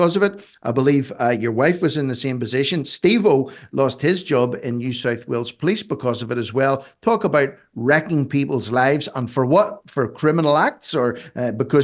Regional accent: Ireland; I'm an Irishman.

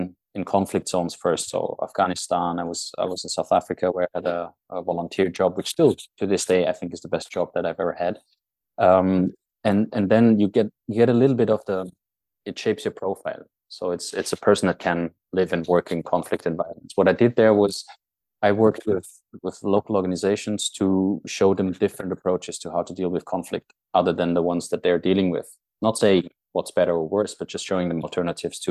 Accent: Austria; moved away as an adult; now in Norway; I'm Austrian, but I'm not living there anymore. I haven't lived there for almost half my life

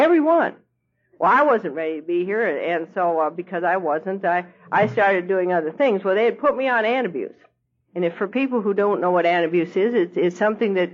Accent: Louisville, Kentucky, United States; I'm from Louisville, Kentucky. Now, Louisville, Kentucky is famous for a lot of things.

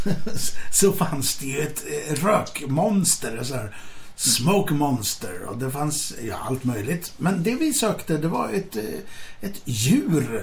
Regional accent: Lambohov, Östergötland, Sweden; där växte jag upp lite i, i min barndom

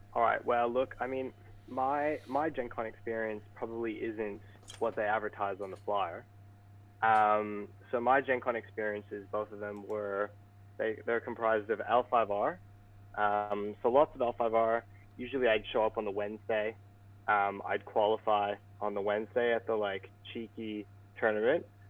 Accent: Vancouver, British Columbia, Canada; I'm from Vancouver, British Columbia.

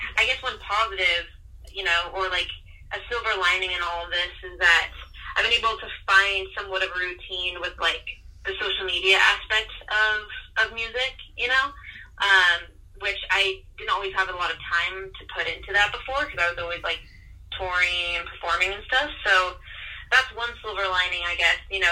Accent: Mesa, Arizona, United States; I grew up in Mesa

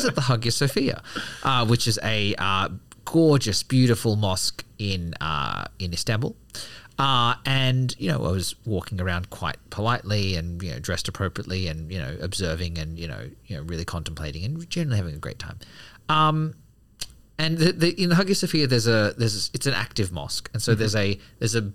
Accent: Australia; Being an Australian Buddhist

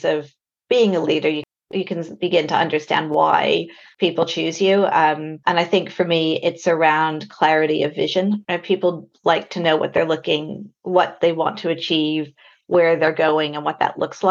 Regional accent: Albuquerque, New Mexico, United States; moved away as an adult; now in United Kingdom; I am originally from Albuquerque, New Mexico, which you might be able to hear in my accent. Came over to the UK straight after university in about 2000.

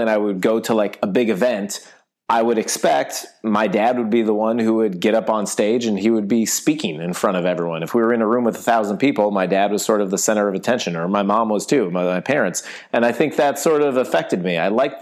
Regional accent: Shaker Heights, Ohio, United States; moved away as an adult; also born or lived in Syracuse, New York; now in Los Angeles, United States; I grew up in Shaker Heights, Ohio, which is the first suburb right outside of Cleveland

